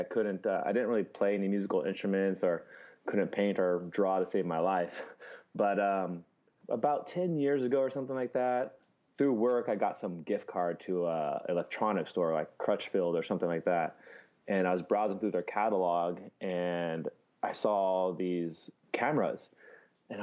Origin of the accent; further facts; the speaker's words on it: California, United States; moved away as an adult; now in Hawaii, United States; I'm born and raised in California